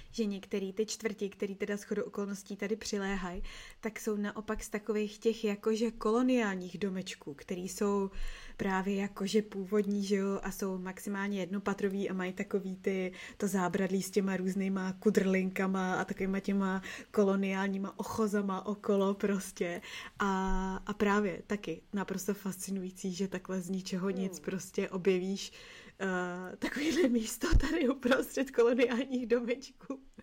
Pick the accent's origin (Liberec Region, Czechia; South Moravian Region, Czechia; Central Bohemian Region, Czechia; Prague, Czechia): Prague, Czechia; já jsem z Petřin